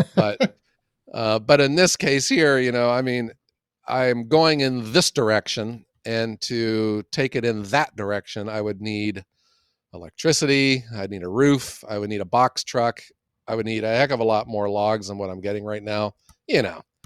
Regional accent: Ohio, United States; I am from Ohio

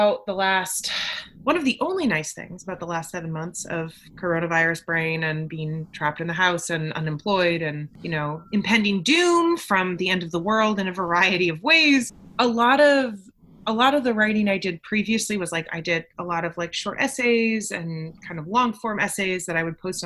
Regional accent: New Hampshire, United States; I grew up in New Hampshire, evangelical, homeschooled, conservative

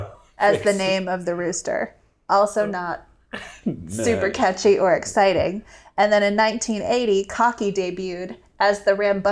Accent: South Carolina, United States; moved away; So I grew up in South Carolina.

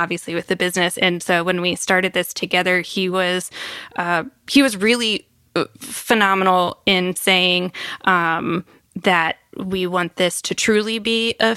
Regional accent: Virginia, United States; moved away as an adult; also born or lived in North Carolina; I'm from Virginia

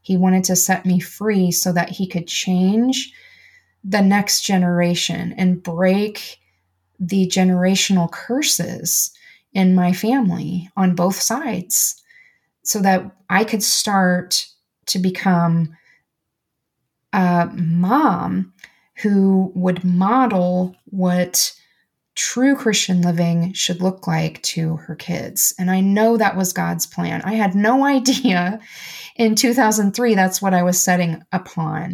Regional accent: United States; I'm an American

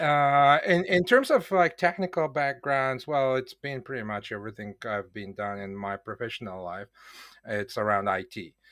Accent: Bulgaria; now in Poland; I was born in Bulgaria

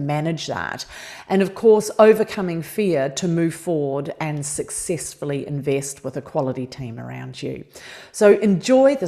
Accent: New Zealand; moved away; being Kiwi

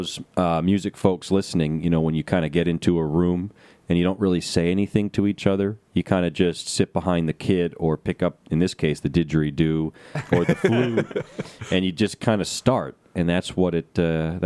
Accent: Sparta, New Jersey, United States; we hail from Sparta, New Jersey, the suburbs of New York City

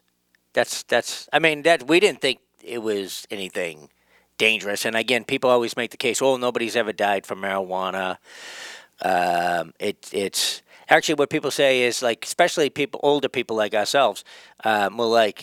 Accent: Boston, Massachusetts, United States; there was a place where I grew up in Jamaica Plain

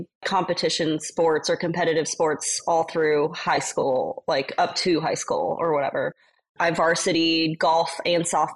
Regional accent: Western Colorado, United States; moved away as an adult; also born or lived in Fort Lauderdale, Florida / Las Vegas; now in St. Louis, United States; I grew up in Colorado. So that's where I was born and raised, in like a really small farm town

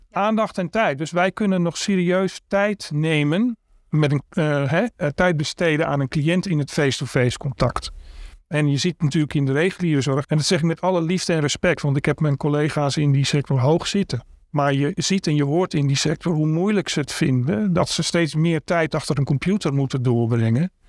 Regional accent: Amsterdam, North Holland, Netherlands; Ik ben 58 jaar geboren en getogen in Amsterdam. Daar woon ik ook nog steeds

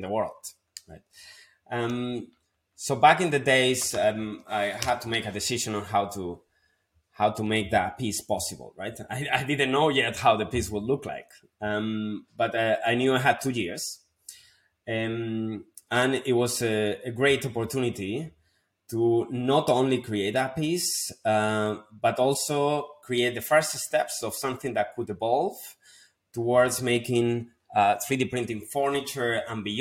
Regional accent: Spain; moved away; my hometown, back in Spain

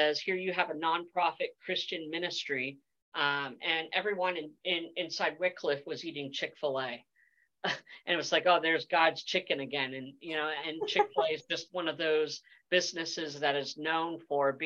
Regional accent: Pennsylvania, United States; moved away; a small town like where I grew up back in Pennsylvania

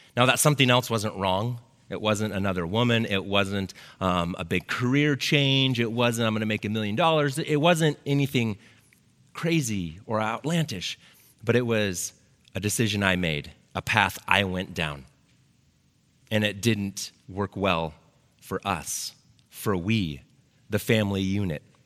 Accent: Lake Oswego, Oregon, United States; I grew up here in Lake Oswego. I went to Lake Ridge High School, um, graduated in 95.

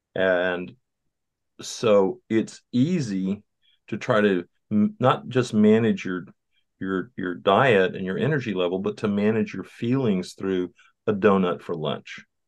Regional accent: Southeast Texas, United States; I grew up in Southeast Texas

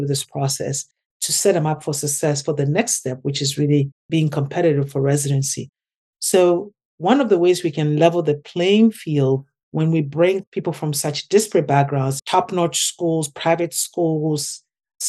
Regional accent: Ghana; now in United States; my experience growing up in Ghana

